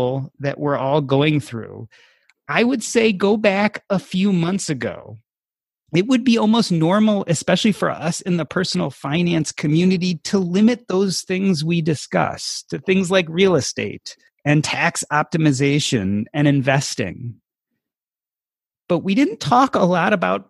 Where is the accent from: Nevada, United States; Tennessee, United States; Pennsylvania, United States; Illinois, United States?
Illinois, United States; Evanston; Growing up in Evanston